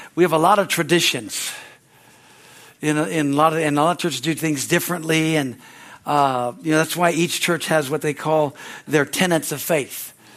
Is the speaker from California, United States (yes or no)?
yes; California, United States; moved away as an adult; also born or lived in Pittsburgh, Pennsylvania; I grew up here in California